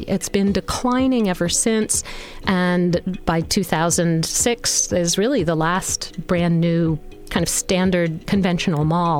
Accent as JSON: {"language": "English", "region": "New Jersey", "country": "United States", "tie": "born or raised there", "said": "growing up in New Jersey"}